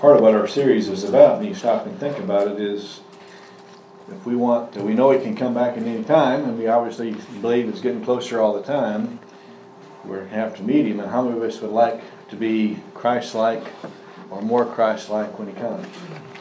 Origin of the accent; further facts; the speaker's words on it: Iowa, United States; I was born in Iowa